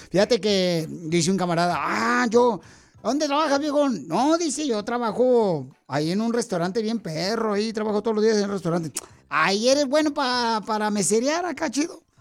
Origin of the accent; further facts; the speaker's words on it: Michoacán, Mexico; yo soy de un pueblo bien chiquito, ¿no? Y de Michoacán, y mi pueblo ahí estaba tan pequeño, por tan pequeño, por tan pequeño mi pueblo.